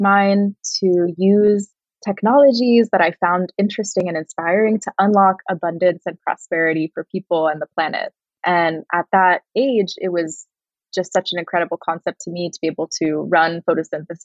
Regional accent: Northern California, United States; I grew up in Northern California, surrounded by a lot of nature

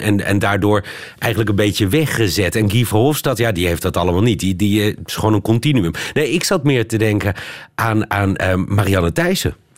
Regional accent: Netherlands; moved away as an adult; now in Brussels, Belgium; wij Nederlanders

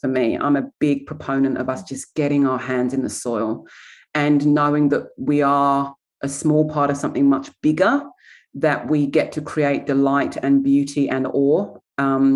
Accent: England, United Kingdom; moved away as an adult; now in Australia; I come from England

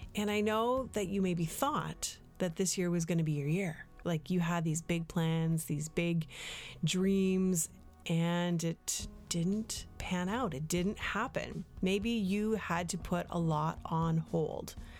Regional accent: Canada; moved away as an adult; also born or lived in United States; I'm a Canadian

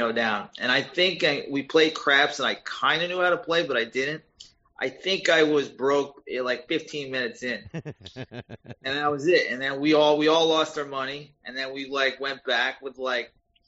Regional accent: Woodstock, New York, United States; moved away as an adult; also born or lived in Brooklyn, New York / Los Angeles, California; I grew up in Woodstock, New York, which is about 2 hours from New York City.

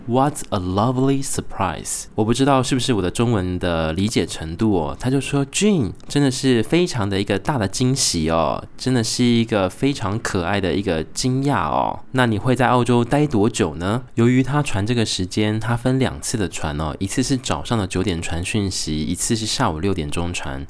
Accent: Taiwan; 我自己身为台湾人，我其实感受到我自己身为台湾人，我希望我珍惜我是 台湾的公民的这个身份

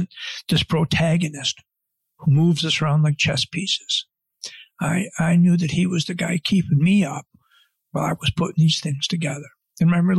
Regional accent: Buffalo, New York, United States; I grew up in Buffalo.

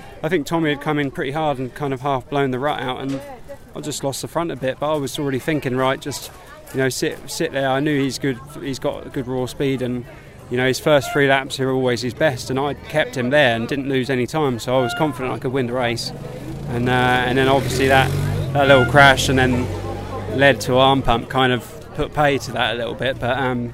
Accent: England, United Kingdom; we're English. We are what we are

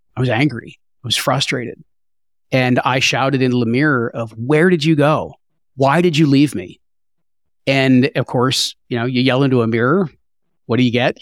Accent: New Jersey, United States; I grew up in New Jersey

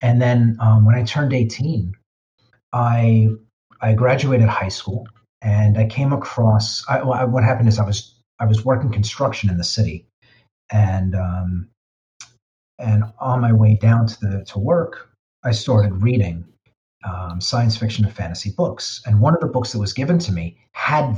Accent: New York City, New York, United States; I grew up in the Bronx

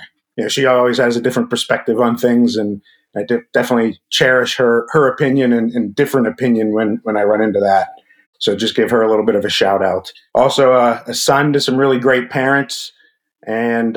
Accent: Pittsburgh, Pennsylvania, United States; I am from the Pittsburgh area

